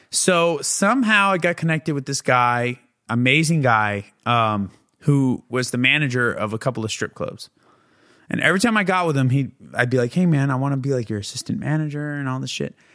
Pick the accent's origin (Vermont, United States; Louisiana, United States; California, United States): California, United States; San Diego; now in Los Angeles, United States